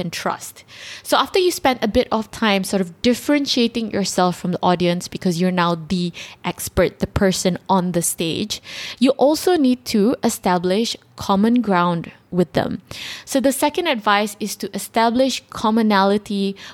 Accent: Malaysia; we're all Malaysians.

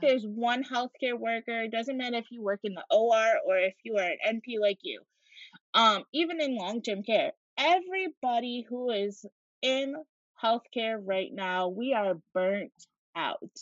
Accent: Syracuse, New York, United States; also born or lived in Rochester, New York; My grandma lived about an hour and a half away from where I grew up in Syracuse, New York.

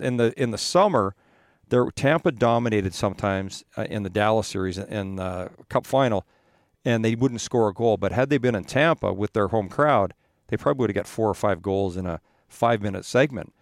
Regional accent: Edmonton, Alberta, Canada; moved away; I grew up in Edmonton

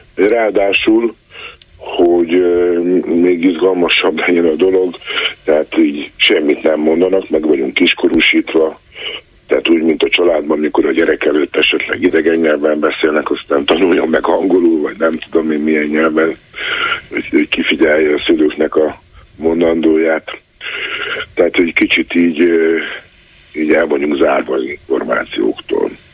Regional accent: Délvidék, Vojvodina, Serbia; én délvidéki származású vagyok

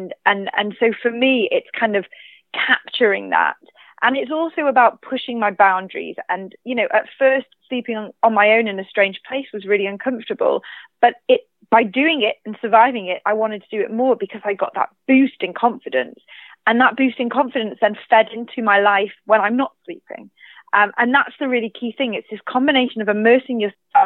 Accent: United Kingdom; mainland Britain, which is my home country

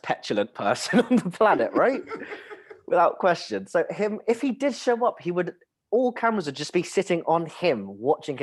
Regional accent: United Kingdom; I was born here

